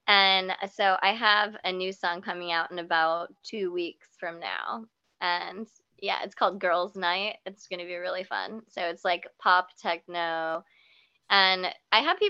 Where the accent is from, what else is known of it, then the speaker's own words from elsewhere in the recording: Kansas, United States; I am from Kansas